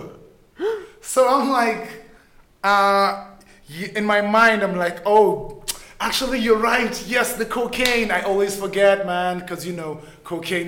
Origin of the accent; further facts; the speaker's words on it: Kenya; I'm born and raised in Kenya